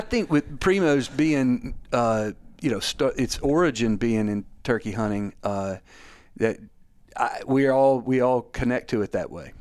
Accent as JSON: {"language": "English", "area": "Scott County", "region": "Mississippi", "country": "United States", "tie": "born or raised there", "said": "I grew up in Scott County, Mississippi, where, honestly, turkey hunting is just part of the lexicon"}